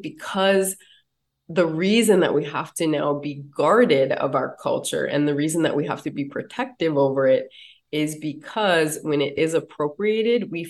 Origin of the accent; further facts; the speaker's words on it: United States; when I was a kid growing up on the Standing Rock Reservation